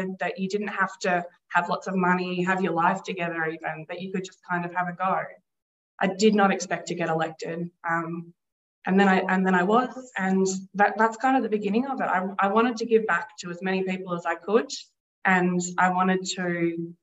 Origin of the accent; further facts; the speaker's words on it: Castlemaine, Victoria, Australia; I was born in Castlemaine. I grew up here. I've lived here for most of my life.